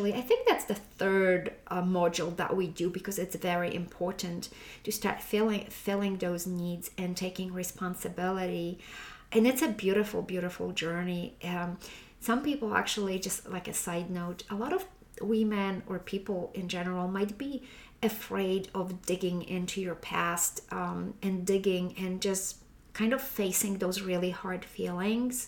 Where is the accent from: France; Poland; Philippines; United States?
Poland; moved away; back when I was raised in Poland.